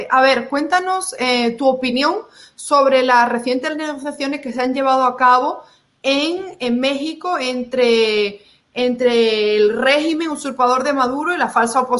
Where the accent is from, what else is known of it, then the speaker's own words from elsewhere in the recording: Venezuela; now in United States; como, como, o sea, como venezolano reciente en Estados Unidos